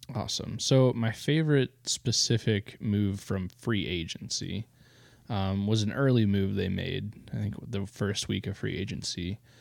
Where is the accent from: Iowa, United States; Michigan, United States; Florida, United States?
Iowa, United States; Eastern; born and raised in Iowa, Eastern Iowa